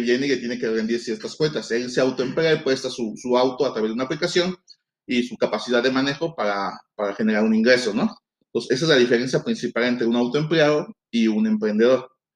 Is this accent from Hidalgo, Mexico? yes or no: no; Veracruz, Mexico; moved away; yo soy de Veracruz, entonces allá la comida es completamente diferente a la de acá